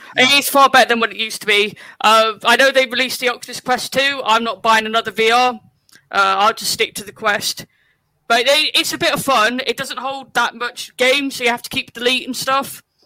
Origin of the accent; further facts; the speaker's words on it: West Country, South West England, United Kingdom; moved away; I'm originally from the West Country, so anytime I watch something over there, my accent comes out.